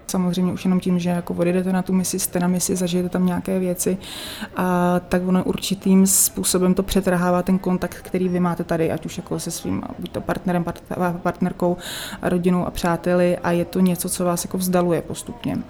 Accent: Czechia; tady u nás v Čechách

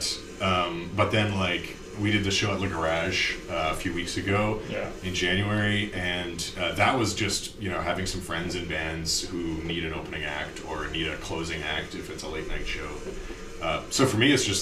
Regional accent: Steinbach, Manitoba, Canada; moved away as an adult; now in Winnipeg, Canada; I didn't grow up in Winnipeg, I grew up in Steinbeck

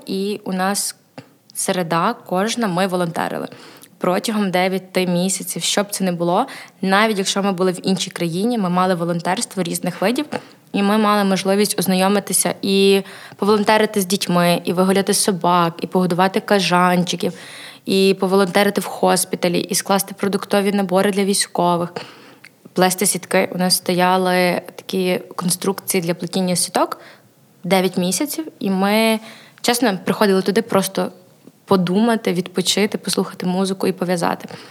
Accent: Chernivtsi, Chernivtsi Oblast, Ukraine; also born or lived in Ivano-Frankivsk; Я родом з Івано-Франківська, але себе асоціюю як Буковинка, бо моє свідоме життя пройшло в Чернівцях

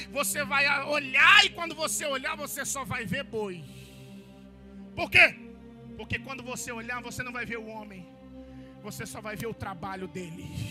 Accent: Corumbá, Mato Grosso do Sul, Brazil; lá na minha cidade, em Corumbá, no Mato Grosso do Sul

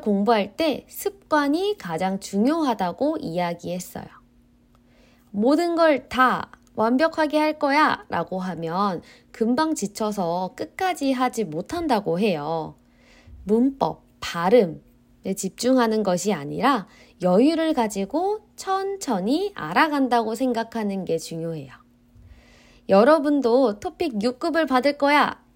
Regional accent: South Korea

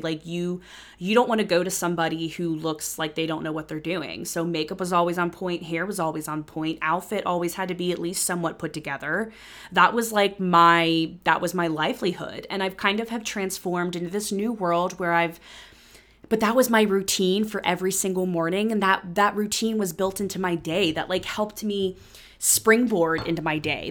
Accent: Cincinnati, Ohio, United States; moved away as an adult; when I moved back to Cincinnati

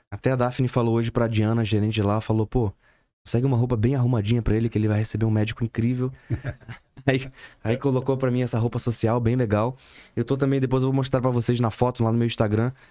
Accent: São Paulo, Brazil; moved away as an adult; now in Manaus, Brazil; Não, eu sou de São Paulo.

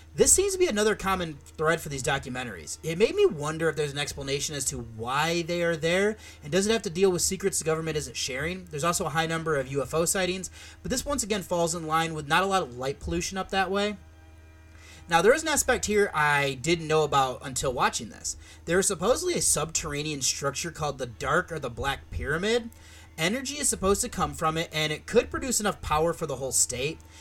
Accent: Michigan, United States; now in Columbus, United States; where I grew up in Michigan

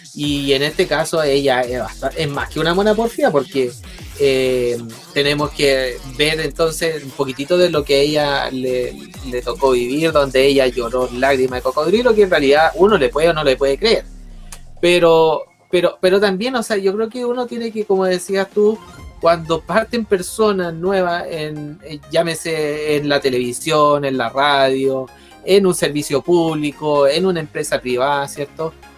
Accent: Concepción, Biobío, Chile; nosotros somos la voz de Conce

